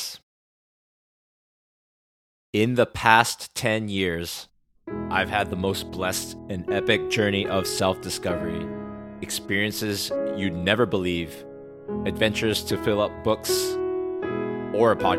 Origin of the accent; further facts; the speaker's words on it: United States; moved away as an adult; now in South Korea; when I was born, my family immigrated to the States